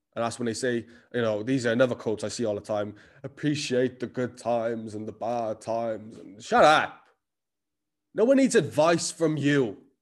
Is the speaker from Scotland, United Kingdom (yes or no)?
no; Cardiff, Wales, United Kingdom; accent: Cardiff; I am Cardiff as fuck. The accent never left me